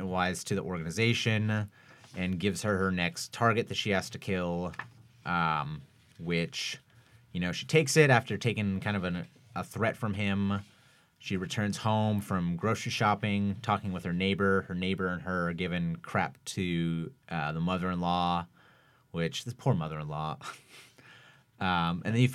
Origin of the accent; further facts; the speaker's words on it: Washington, United States; growing up in Washington State